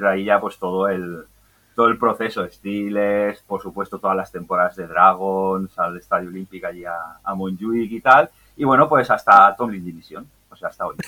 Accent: L'Hospitalet de Llobregat, Catalonia, Spain; yo soy de, Hospitalet de Belviche, Belviche República Independiente

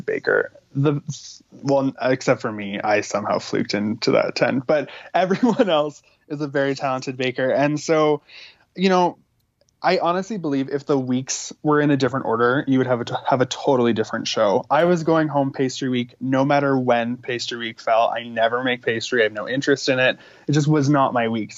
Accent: Saskatchewan, Canada; in my family, we have, you know, we're from Saskatchewan.

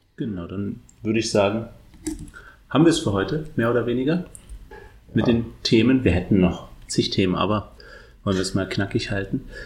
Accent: Berlin, Germany; ignoranter Berliner

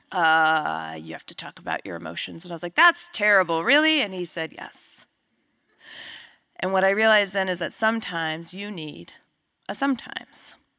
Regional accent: New Mexico, United States; We grew up together in New Mexico.

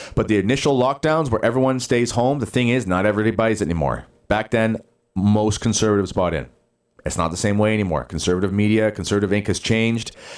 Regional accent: Justin Bieber's hometown, Ontario, Canada; born or raised there

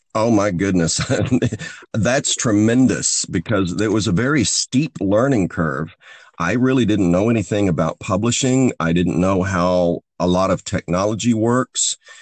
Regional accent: the Ozarks, United States; I grew up in Ozarks poverty in the rural Ozarks of the United States

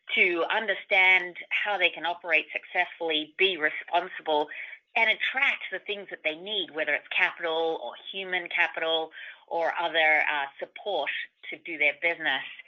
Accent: Australia; I'm Australian

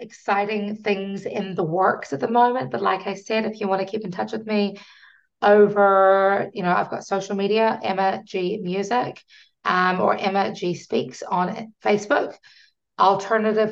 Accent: New Zealand; I'm from New Zealand and we are a British colony

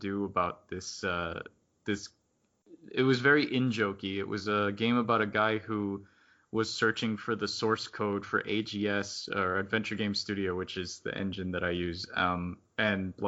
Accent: South Florida, United States; since I grew up in South Florida

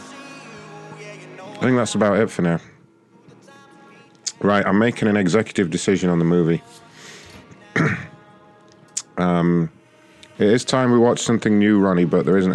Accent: United Kingdom

